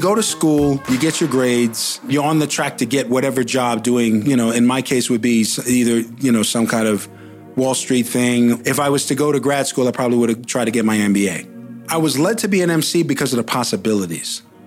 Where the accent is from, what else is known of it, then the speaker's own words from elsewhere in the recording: New York, United States; moved away as an adult; also born or lived in Los Angeles; I'm from New York, I learned how to rhyme in New York